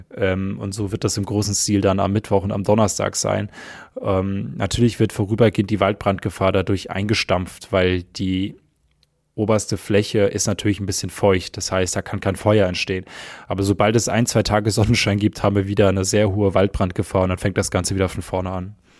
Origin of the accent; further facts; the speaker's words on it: Hesse, Germany; In meiner Heimat zum Beispiel, ich komme aus Hessen